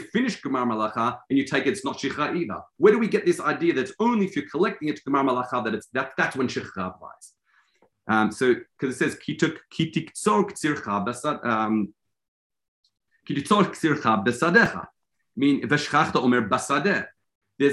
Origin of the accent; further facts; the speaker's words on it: Australia; I'm Australian